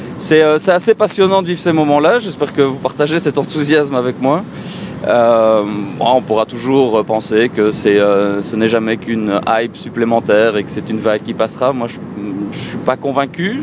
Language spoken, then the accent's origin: French; Belgium; chez nous en Belgique